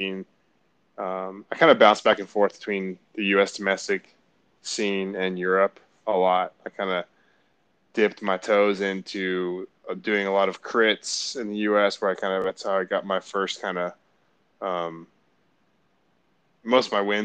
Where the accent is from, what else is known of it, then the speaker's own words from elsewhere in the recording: Marietta, Georgia, United States; I grew up in Marietta, Georgia, and we had good mountain bike trails right outside of my neighborhood where I grew up